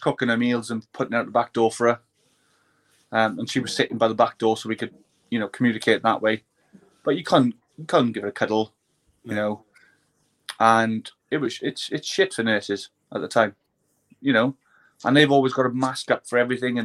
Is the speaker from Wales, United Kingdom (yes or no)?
yes; Wales, United Kingdom; being a Welshman